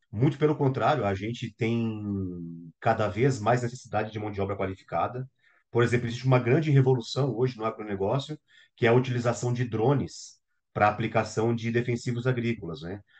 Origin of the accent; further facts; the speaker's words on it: Brazil; enquanto brasileiros